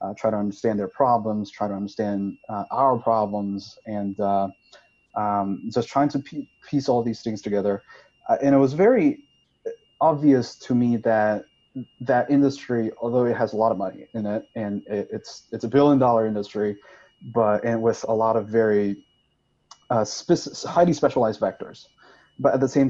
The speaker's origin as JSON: {"language": "English", "region": "Sichuan", "country": "China", "tie": "born or raised there", "also_born_or_lived": "Stanford, United States / New York, United States", "moved": "as an adult", "lives_now": "United States", "said": "I'm from Sichuan. I was born and raised there. I spent the first 19 years of my life in Sichuan."}